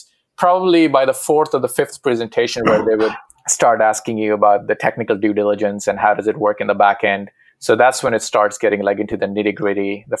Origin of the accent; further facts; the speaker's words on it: India; Where do I start? Yeah, so going to IIT is like sort of living your parents' dream.